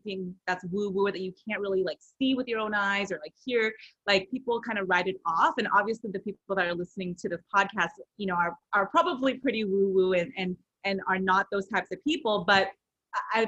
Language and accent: English; Rowland Heights, California, United States; So I am originally from Southern California in a small town called Roland Heights. So I grew up primarily in a very Asian community